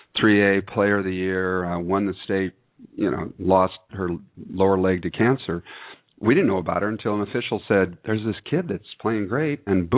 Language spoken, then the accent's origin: English; Camarillo, California, United States; also born or lived in Hollywood, California / Emerald Bay, California; my hometown of Camarillo, which is where I grew up. I was born in Hollywood and raised in Emerald Bay in the summers. But I'm headed up to Camarillo